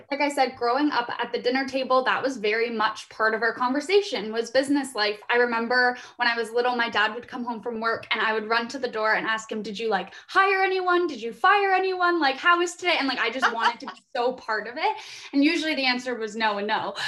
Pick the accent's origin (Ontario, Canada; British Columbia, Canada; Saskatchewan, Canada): Ontario, Canada; Guelph; moved away as an adult; also born or lived in Vancouver; I'm from Guelph, Ontario, here in Canada